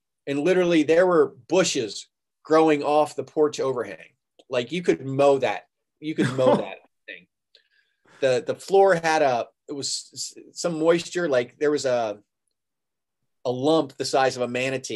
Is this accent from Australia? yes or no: no; the South, United States; also born or lived in Wheeling / Daytona Beach; I'm a Southerner